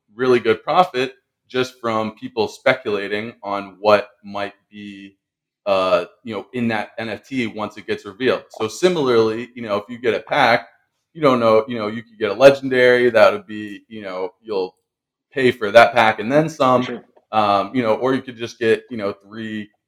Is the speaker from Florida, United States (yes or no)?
yes; Tampa, Florida, United States; my hometown team, the Tampa Bay Rays